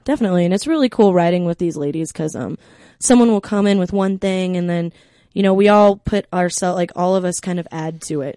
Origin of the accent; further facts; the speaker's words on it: Colorado, United States; We're from Colorado